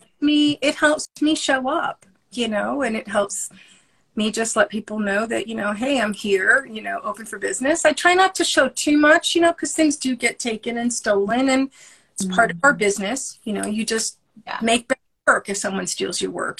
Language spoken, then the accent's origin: English; New York City, New York, United States; now in New England, United States; I live in New England, and I'm originally from Brooklyn